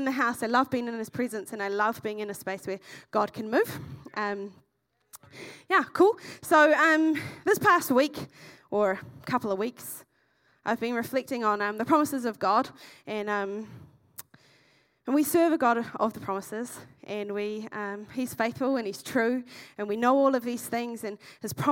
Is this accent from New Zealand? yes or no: yes; Masterton, Wellington, New Zealand; moved away as an adult; now in Dunedin, New Zealand; I came from the Wairarapa originally, which is in the North Island, from a small town called Masterton, and I've been in Dunedin for 6.5 years